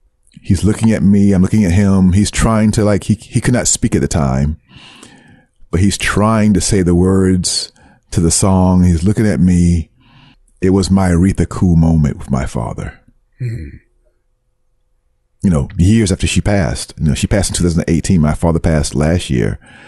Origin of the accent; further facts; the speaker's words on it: Brooklyn, New York, United States; accent: Brooklyn; they picked at me about the way I spoke, about my thick Brooklyn accent.